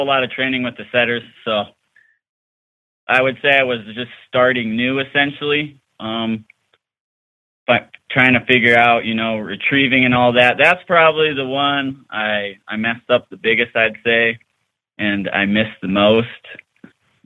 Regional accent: Rapid City, South Dakota, United States; I'm from Rapid City, South Dakota

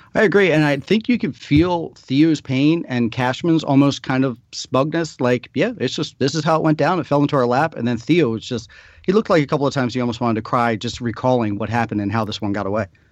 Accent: Maryland, United States; I actually grew up in Maryland, fifteen minutes from Camden Yards, but the family was from New York

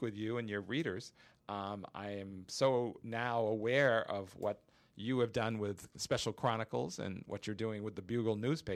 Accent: Quincy, Massachusetts, United States; also born or lived in Downers Grove, Illinois; now in Chicago, United States; I grew up out in Massachusetts

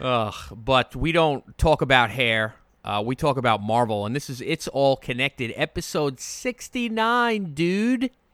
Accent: Long Island, New York, United States; I'm from Long Island

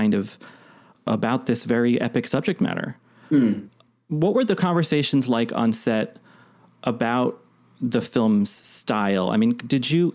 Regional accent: Boston, Massachusetts, United States; my hometown, my neighborhood in Boston

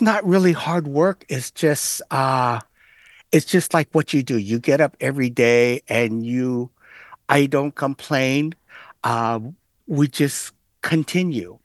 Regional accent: Oakland, California, United States; Growing up in Chinatown

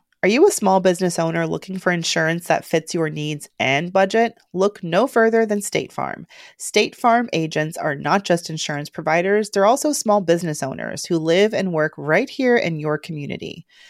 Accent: Georgia, United States; That's how you know I'm from Georgia.

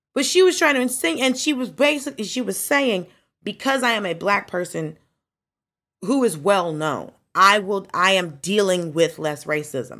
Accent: Atlanta, Georgia, United States; I grew up in Atlanta

